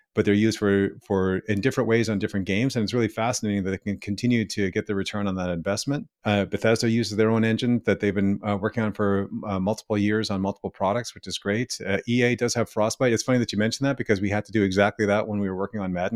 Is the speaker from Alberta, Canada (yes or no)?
no; Ottawa, Ontario, Canada; moved away as an adult; also born or lived in Vancouver; me coming back to my hometown